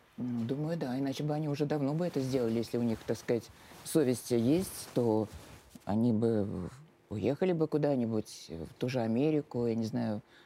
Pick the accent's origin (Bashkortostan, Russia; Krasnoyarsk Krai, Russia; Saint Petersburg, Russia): Saint Petersburg, Russia; moved away as an adult; now in Moscow, Russia; я сама из Питера